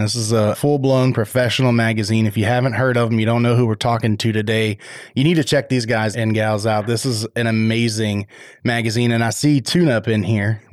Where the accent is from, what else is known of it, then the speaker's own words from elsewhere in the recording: Waller, Texas, United States; where I grew up in Waller.